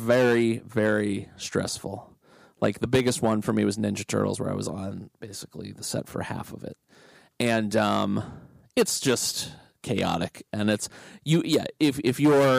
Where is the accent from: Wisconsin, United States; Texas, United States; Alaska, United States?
Texas, United States; Dallas; moved away as an adult; also born or lived in New York; I grew up in Dallas